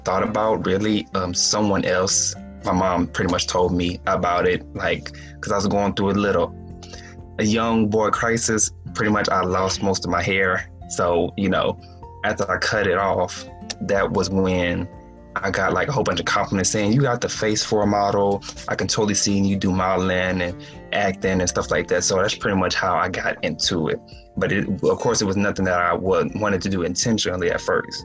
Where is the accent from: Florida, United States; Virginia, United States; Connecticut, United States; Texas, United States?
Texas, United States; Houston; I'm born and raised in Houston, Texas